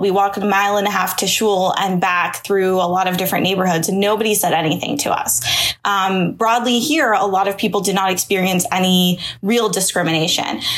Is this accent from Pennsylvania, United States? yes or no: yes; Pittsburgh, Pennsylvania, United States; moved away; I'm actually from Pittsburgh originally